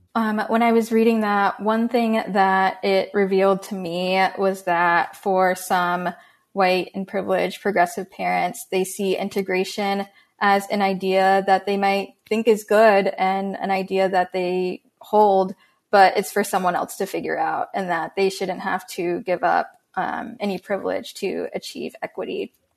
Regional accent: Tampa, Florida, United States; now in California, United States; I grew up in Tampa, Florida

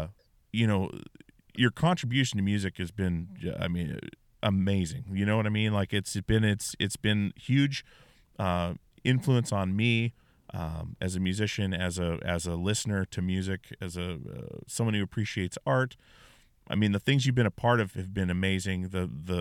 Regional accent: Alaska, United States; I grew up in Alaska.

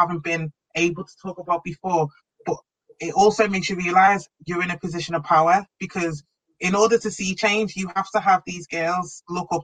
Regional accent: Liverpool, North West England, United Kingdom; growing up in Liverpool, when I trained at Wavertree, there weren't many black people

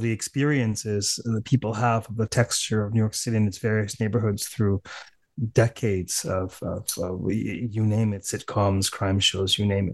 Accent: Canada; accent: Canadian; my impoverished Canadian accent

